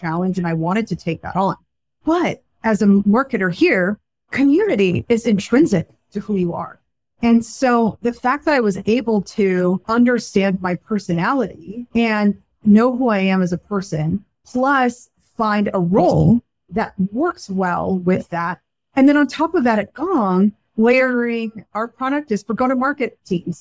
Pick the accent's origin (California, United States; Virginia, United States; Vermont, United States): California, United States; Silicon Valley; I grew up in Silicon Valley